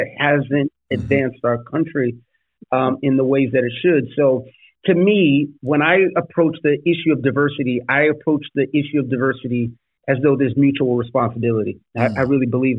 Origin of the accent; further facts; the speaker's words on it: New York City, New York, United States; when I grew up in the Bronx